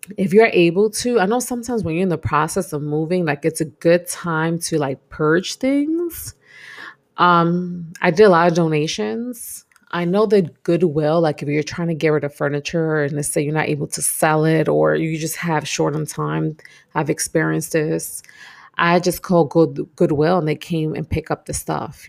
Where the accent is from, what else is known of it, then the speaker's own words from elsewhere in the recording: New York, United States; moved away as an adult; I'm a New Yorker, born and raised in New York.